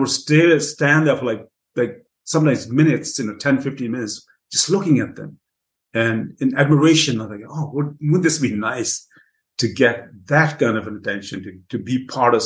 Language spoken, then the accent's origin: English; England, United Kingdom; also born or lived in Punjab, India; now in United States; I grew up in England